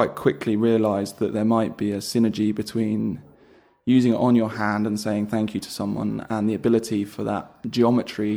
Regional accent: London, United Kingdom; I am a Londoner

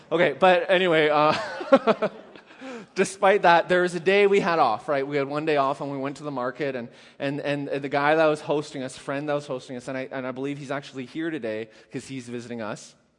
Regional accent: Canada; I'm Canadian

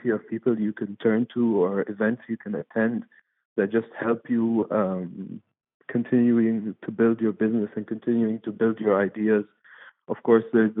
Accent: Dubai, United Arab Emirates; now in London, United Kingdom; I'm Egyptian, but I'm born and raised in Dubai.

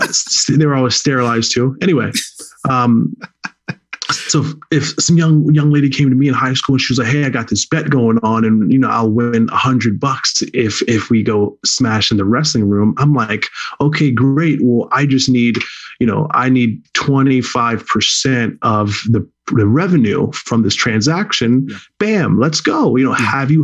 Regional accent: Jamaica; now in United States; No, listen, I am Jamaican, but I'm playing by American rules. It's the country we live in.

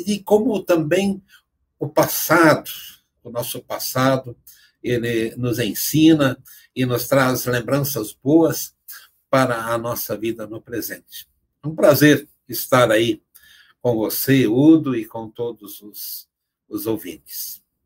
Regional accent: Arabutã, Santa Catarina, Brazil; lá em Santa Catarina, onde eu nasci, em Arabutã, eu passei a minha infância na, na, naque, naquela localidade.

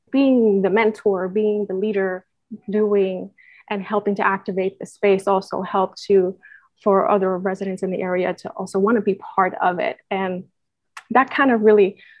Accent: Puerto Rico; moved away; I'm originally born and raised in Puerto Rico

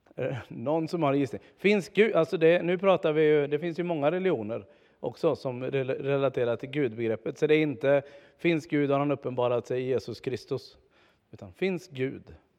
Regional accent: Tibro, Västra Götaland, Sweden; moved away; Det här är i alla fall den församling där jag är uppvuxen, eller jag var barn här

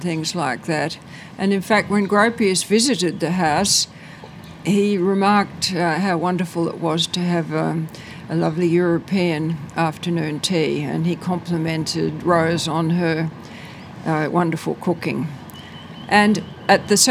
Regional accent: Sydney, New South Wales, Australia; also born or lived in Killara, Sydney; I grew up in Wirunga, which is a far-flung suburb

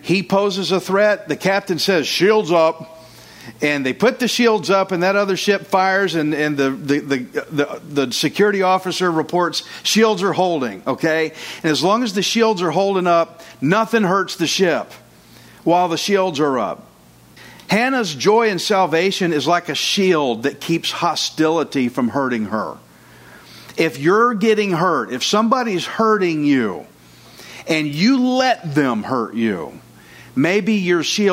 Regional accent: Texas, United States; I'm Texan. I'm redneck

